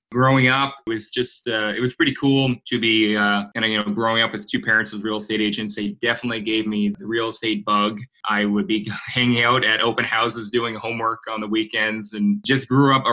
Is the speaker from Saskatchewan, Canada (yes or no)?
no; Halifax, Nova Scotia, Canada; moved away as an adult; also born or lived in Guelph, Ontario; I grew up in Halifax, Nova Scotia.